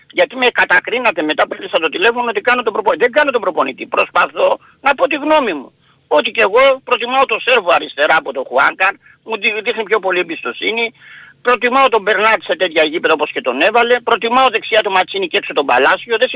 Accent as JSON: {"language": "Greek", "town": "Peristeri", "region": "Attica", "country": "Greece", "said": "καλημέρα παιδιά από το Περιστέρι"}